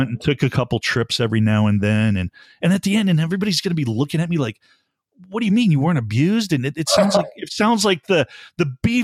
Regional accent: Buffalo, New York, United States; I grew up in Buffalo, New York

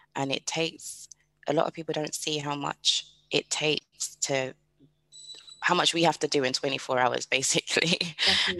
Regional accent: United Kingdom; I am British

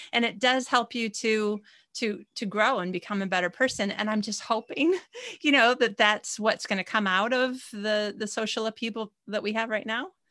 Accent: United States; moved away as an adult; now in Sweden; I'm American, but I'm living in Sweden.

